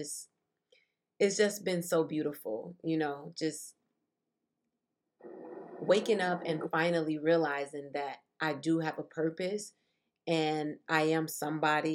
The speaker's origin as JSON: {"language": "English", "town": "Chicago", "region": "Illinois", "country": "United States", "tie": "born or raised there", "said": "I was born and raised in Chicago, Illinois"}